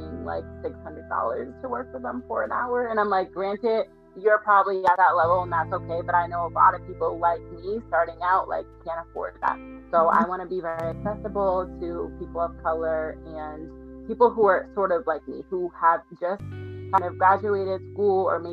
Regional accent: Boston, Massachusetts, United States; I'm from Boston, Massachusetts

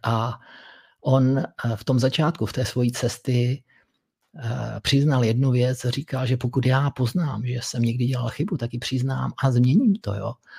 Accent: Moravia, Czechia; u nás na Moravě

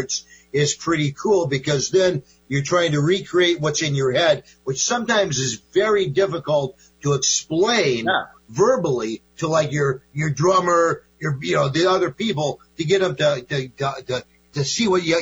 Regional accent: Binghamton, New York, United States; also born or lived in Manhattan, New York; now in Portland, United States; I grew up in Binghamton, New York. I lived in Manhattan for many, many years

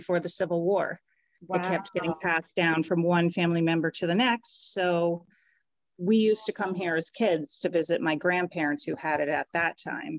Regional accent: Barrington, Rhode Island, United States; also born or lived in Dover, New Hampshire / Durham, New Hampshire; now in Exeter, United States; I was born in Dover, actually. We lived in Durham when I was a kid till probably the late 70s. And then my family, we moved to Rhode Island. So I actually grew up in Barrington, Rhode Island.

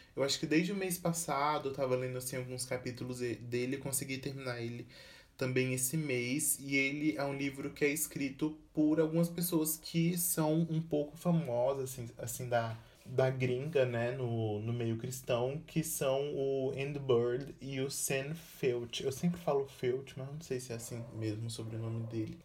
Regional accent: Brazil

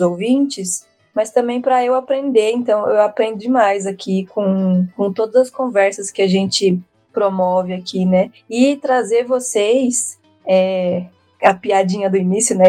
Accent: São Paulo, Brazil; eu sou cria aqui de São Paulo, então eu só trabalhei em São Paulo, estudei em São Paulo

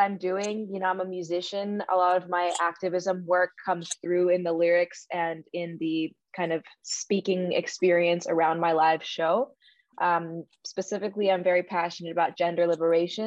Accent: New York City, New York, United States; I grew up in New York City. I had two fairly traditional Indian parents

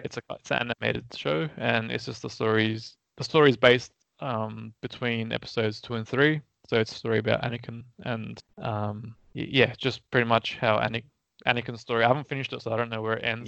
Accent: Australia; as an Australian, we do enjoy British humour

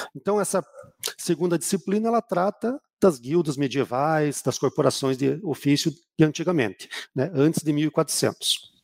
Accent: Curitiba, Paraná, Brazil; also born or lived in Rio de Janeiro; Eu sou de Curitiba

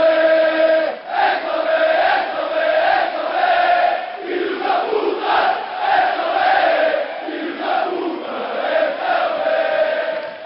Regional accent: United States; me being an American

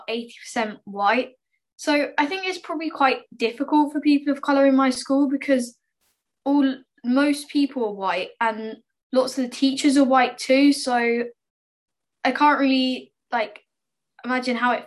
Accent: United Kingdom; I'm white British.

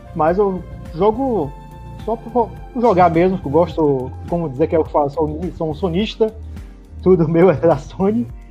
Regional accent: Fortaleza, Ceará, Brazil; now in Salvador, Brazil; Eu moro em Salvador, sou de, sou de Fortaleza também, mas moro em Salvador há tem porra, quase 20 anos

